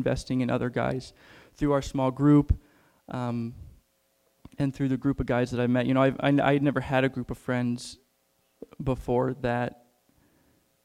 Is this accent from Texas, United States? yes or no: no; Rochester, Illinois, United States; I grew up in Rochester, Illinois. I don't know if any of you know where that's at. It's right next to Springfield.